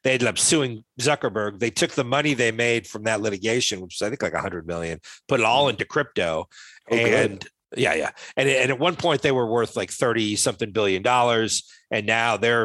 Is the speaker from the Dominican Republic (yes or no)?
no; Rhode Island, United States; I grew up in Rhode Island